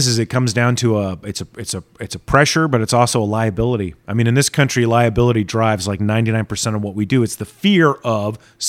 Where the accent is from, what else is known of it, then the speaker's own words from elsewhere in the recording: Dhahran, Eastern Province, Saudi Arabia; You know, part of my problem is growing up in Dahran, I grew up not only behind chain link fences, but blast-proof cement blocks that surrounded particular buildings.